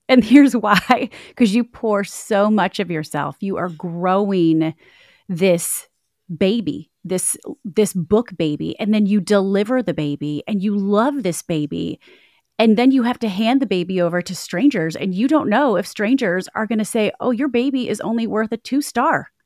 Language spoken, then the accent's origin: English; Michigan, United States; I'm from Michigan